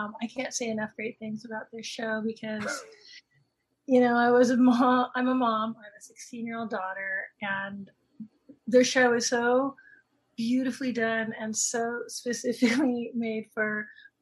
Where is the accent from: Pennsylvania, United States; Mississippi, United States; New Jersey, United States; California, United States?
California, United States; Los Angeles; I grew up in Toluca Lake